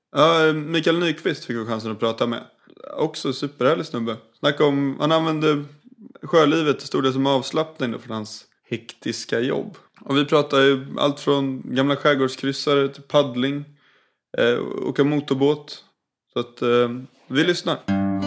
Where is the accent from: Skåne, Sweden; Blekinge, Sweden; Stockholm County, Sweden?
Stockholm County, Sweden; Blidö; Jag är uppväxt på Blidö